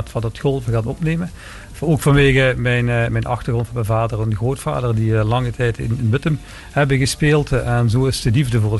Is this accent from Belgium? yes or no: yes; Lanaken, Flanders, Belgium; also born or lived in Maastricht; Ik ben in België opgegroeid maar wel een Maastrichtse achtergrond.